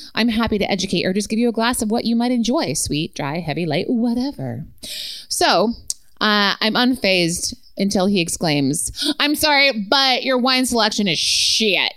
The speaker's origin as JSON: {"language": "English", "region": "Utah", "country": "United States", "tie": "born or raised there", "said": "I was born in Utah"}